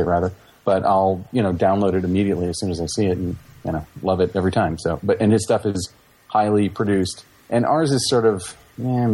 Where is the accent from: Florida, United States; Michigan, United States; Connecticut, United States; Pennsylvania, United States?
Florida, United States; Orlando; I'm from Orlando, Florida